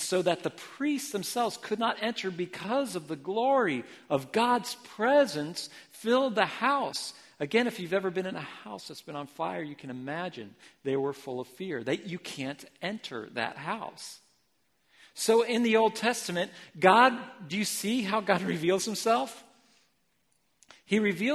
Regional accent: Ohio, United States; moved away as an adult; also born or lived in Philippines; now in Portland, United States; I was raised in Ohio

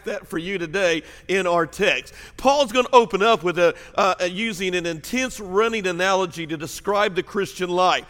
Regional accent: Southern Illinois, United States; now in Mississippi, United States; I grew up in Southern Illinois, my family, and we were very, very farm people

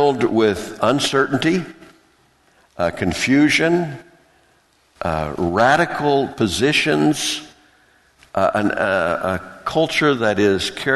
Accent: the South, United States; where I grew up in the South

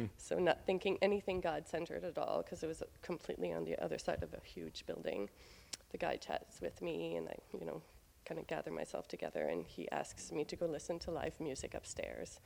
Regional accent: Beresford, New Brunswick, Canada; moved away; I grew up in Beresford, New Brunswick, just three hours north of here

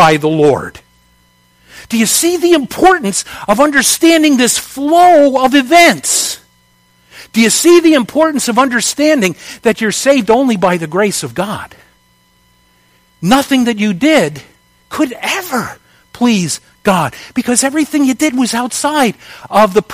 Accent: United States; my citizenship is as an American

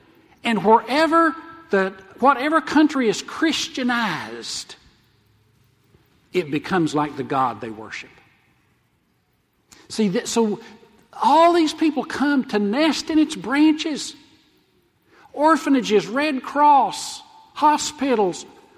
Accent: the South, United States; moved away; I'm from the South, so I'd say, hey, let's follow the Southern Baptist

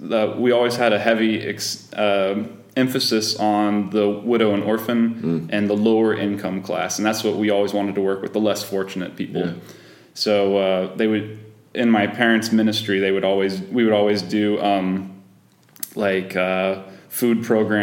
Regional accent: Georgia, United States; Yep, down south in Georgia, where always hot.

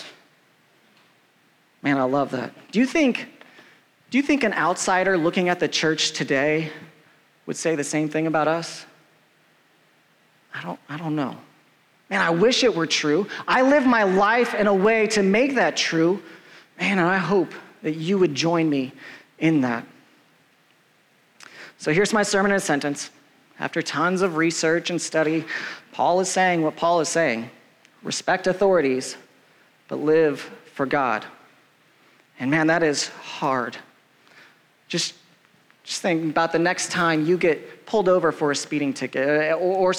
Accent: United States; As an American guy, like, I was taught growing up

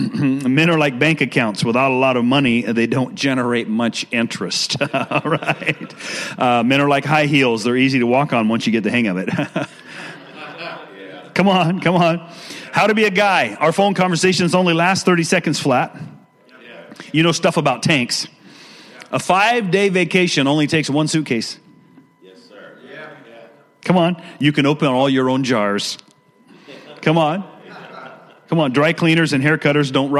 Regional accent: Washington, United States; also born or lived in Richlands, Virginia; I'm an East Coast guy that moved West Coast when I was young, and I've been out there all the rest of my life

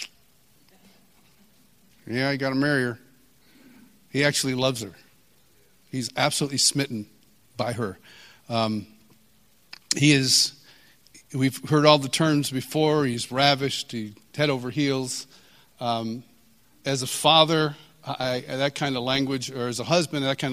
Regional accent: Marion, New York, United States; also born or lived in Kansas City; now in Franklin, United States; I'm from Rochester, New York, originally. Actually, originally 30 miles east of Rochester, in a small town called Marion.

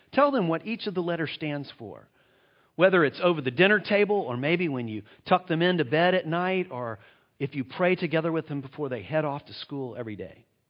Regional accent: United States; I'm from the United States of America

